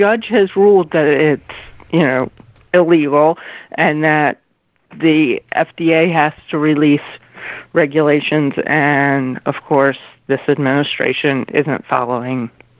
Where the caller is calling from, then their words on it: Derwood, Maryland, United States; Hi, Kenny. … in Durwood.